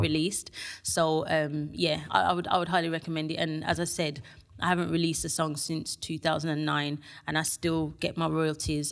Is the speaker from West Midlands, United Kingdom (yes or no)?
yes; Birmingham, West Midlands, United Kingdom; from Birmingham